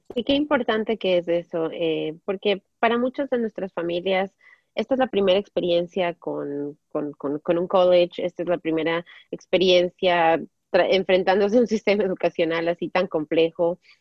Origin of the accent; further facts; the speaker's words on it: Ecuador; moved away as an adult; now in United States; allá en mi país